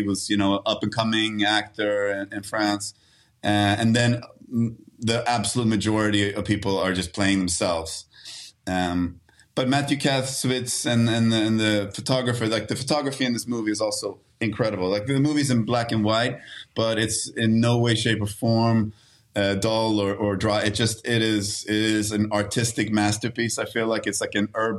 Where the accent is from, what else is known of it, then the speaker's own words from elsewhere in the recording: Stockholm, Stockholm County, Sweden; moved away as an adult; now in United States; I grew up on the south side of Stockholm